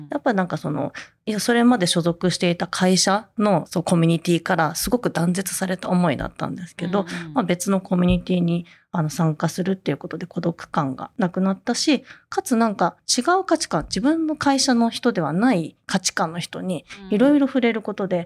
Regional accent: Japan; born there; 日本はどうなってるんだと。私はなんて生きがたい国に生まれてしまったんだっていう

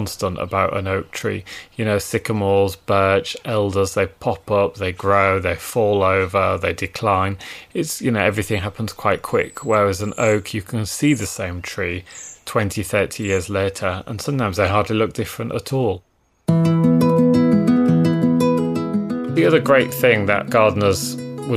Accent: Yorkshire and the Humber, United Kingdom; growing up in Yorkshire, in East Yorkshire, where it's quite flat and quite open, there's a lot of agriculture.

